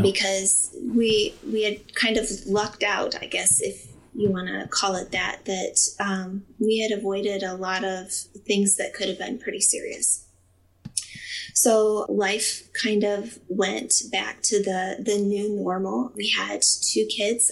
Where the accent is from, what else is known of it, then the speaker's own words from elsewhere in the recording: Findlay, Ohio, United States; I'm from Findlay, Ohio